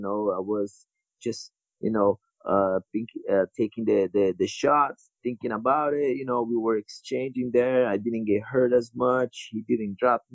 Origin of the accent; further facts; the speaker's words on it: São Paulo, Brazil; English is a second language; moved away; fighting UFC in Brazil, my hometown, São Paulo.